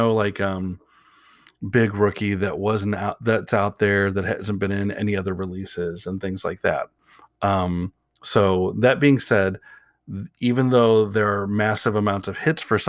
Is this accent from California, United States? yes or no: no; Portland, Oregon, United States; even though I'm from Portland and I like the Blazers